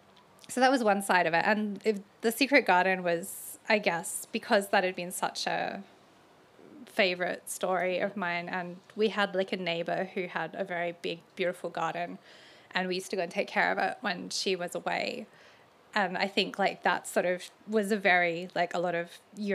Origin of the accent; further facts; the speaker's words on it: Adelaide Hills, South Australia, Australia; I grew up near the Adelaide Hills